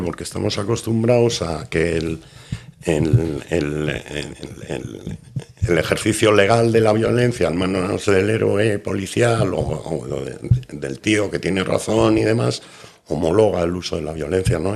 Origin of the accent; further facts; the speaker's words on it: Bilbao, Basque Country, Spain; first language Spanish; moved away as an adult; now in Madrid, Spain; me he criado allí 30 años, mm, tengo toda la familia en Bilbao y soy vasco